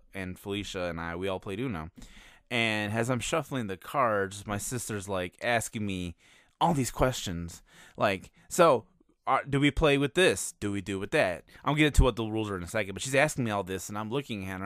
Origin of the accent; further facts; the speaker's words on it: Chicago, Illinois, United States; moved away; my hometown of Chicago